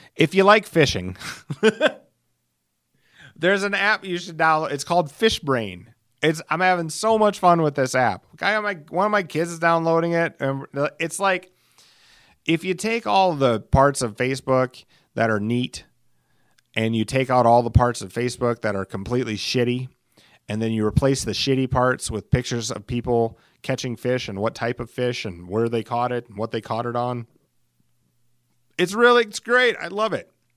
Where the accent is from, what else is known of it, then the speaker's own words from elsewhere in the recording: Alcester, South Dakota, United States; moved away; I was raised in Elsister